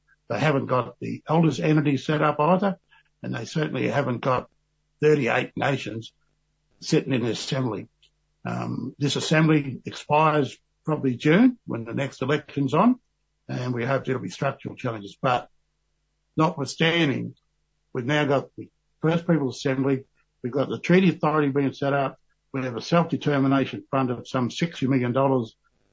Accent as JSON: {"language": "English", "town": "Balranald", "region": "New South Wales", "country": "Australia", "tie": "born or raised there", "said": "I was born in Balranald in 1951"}